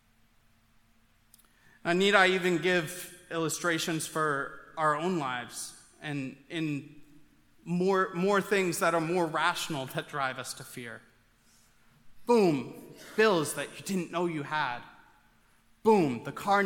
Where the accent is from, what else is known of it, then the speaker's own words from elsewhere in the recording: Maine, United States; growing up in Maine